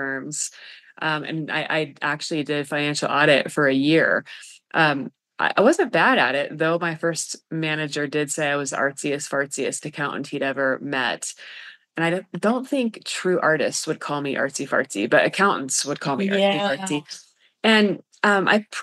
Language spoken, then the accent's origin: English; Colorado, United States; also born or lived in Kansas; I grew up in Colorado